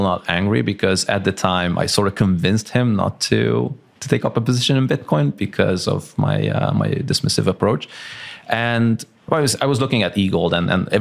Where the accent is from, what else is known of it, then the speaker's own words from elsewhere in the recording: Transylvania, Romania; now in Malaga, Spain; I grew up in Transylvania. So I'm ethnic Hungarian from Transylvania